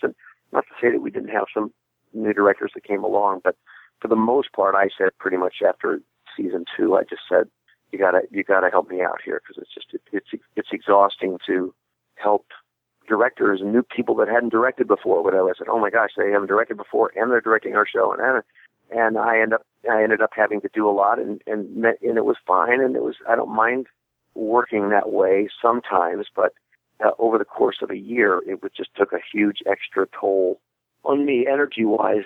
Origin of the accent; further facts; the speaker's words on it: Midwest, United States; I'm from the Midwest